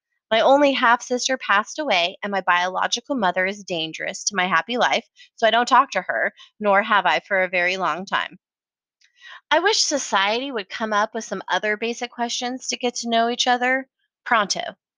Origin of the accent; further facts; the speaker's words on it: Colorado Springs, Colorado, United States; also born or lived in San Francisco / Austin; now in Portland, United States; I moved to Portland from Austin, Texas. And then they usually say, oh, so you grew up in Austin. Wait, what? I said I moved here from Austin. I grew up in Colorado Springs. So then they think I was born in Colorado. I was born in San Francisco, California.